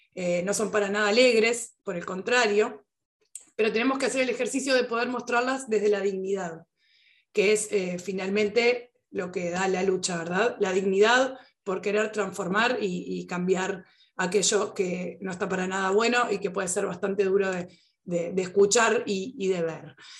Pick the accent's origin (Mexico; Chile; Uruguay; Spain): Uruguay; yo estoy en Uruguay y soy uruguaya específicamente